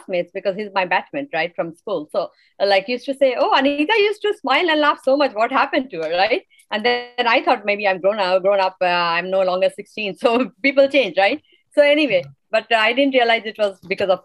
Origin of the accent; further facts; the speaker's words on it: India; now in United States; I'm from India